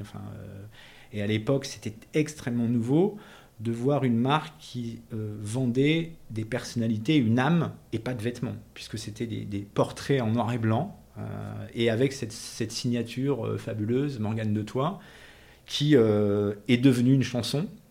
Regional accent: south-west France, France; moved away; also born or lived in Tunisia / Paris; je suis né en Tunisie, donc en 1968, et ensuite j'ai vécu, j'ai grandi dans le sud-ouest de la France

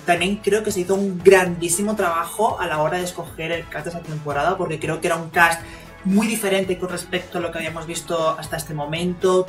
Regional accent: Canary Islands, Spain

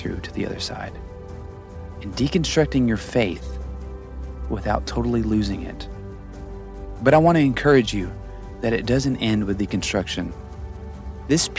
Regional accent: the Bible Belt, United States; growing up in the Bible Belt

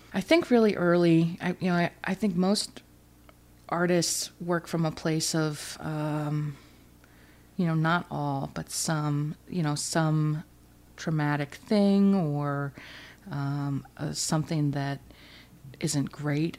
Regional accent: Alaska, United States; moved away as an adult; also born or lived in Oregon / Ridgewood; I'm from Alaska

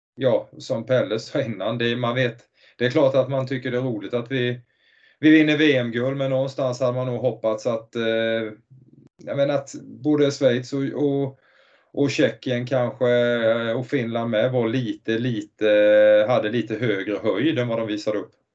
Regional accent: Nybro, Kalmar County, Sweden; jag kommer från Nybro, en stad eh, tre mil utanför egentligen ett hockeynäste

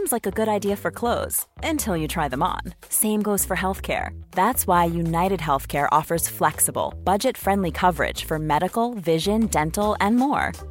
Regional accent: Kitchener, Ontario, Canada; born there; also born or lived in Germany; I was born in Canada. I was born in Kitchener, which is an hour, hour from Toronto, and so I'm basically Canadian, but lived in Germany for 15 years.

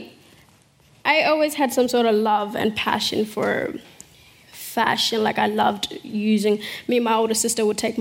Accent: Adelaide, South Australia, Australia; English is a second language; also born or lived in South Sudan / Kakuma refugee camp, Kenya; But Australia became home to me so quickly. Went to school, loved school

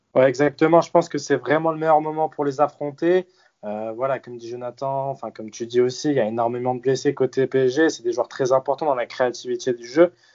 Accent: Turkey; on est turc

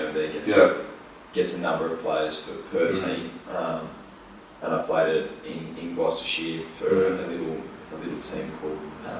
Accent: near Armidale, New South Wales, Australia; moved away as an adult; also born or lived in England; now in Sydney, Australia; I'm from Reupload, which is near Armidale, it's 7 hours north.

